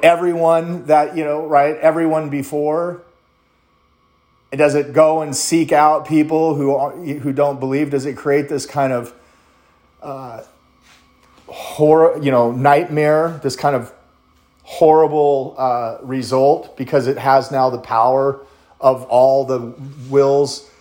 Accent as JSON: {"language": "English", "country": "United States", "said": "I'm American"}